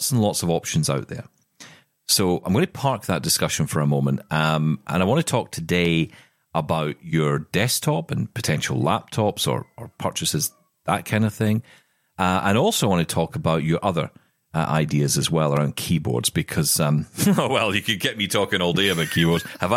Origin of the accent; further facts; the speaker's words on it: Glasgow, Scotland, United Kingdom; my hometown of Glasgow